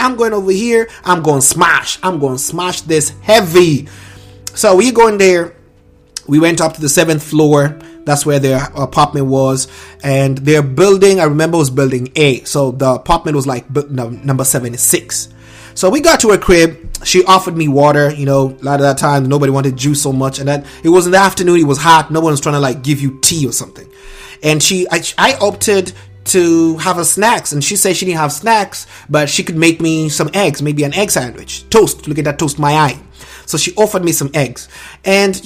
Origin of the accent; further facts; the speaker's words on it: Nairobi, Kenya; there's a middle class to lower suburbs in Langata that I was blessed to be around, raised, and nurtured by.